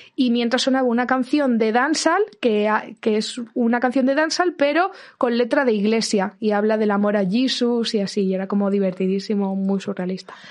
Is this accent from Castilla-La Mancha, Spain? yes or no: yes; Ciudad Real, Castilla-La Mancha, Spain; moved away; me crié en Ciudad Real